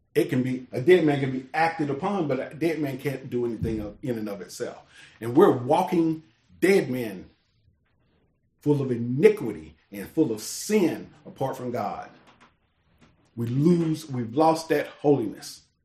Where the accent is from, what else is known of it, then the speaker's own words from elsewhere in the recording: United States; I was born in America